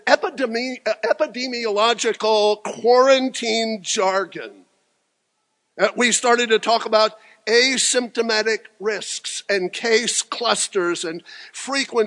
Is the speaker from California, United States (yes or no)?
no; Franklin, Tennessee, United States; welcome to Franklin, my hometown